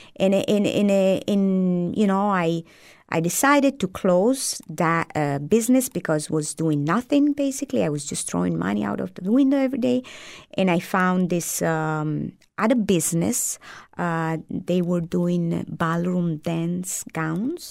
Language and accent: English; Apulia, Italy; first language Italian; English is a second language; moved away as an adult; also born or lived in Lake Como, Italy; now in United States; I moved from Lake Como to South Italy